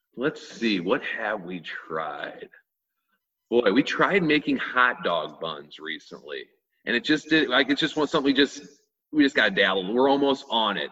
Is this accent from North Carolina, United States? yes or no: no; Oakville, Missouri, United States; we grew up in Oakville, we grew up in Oakville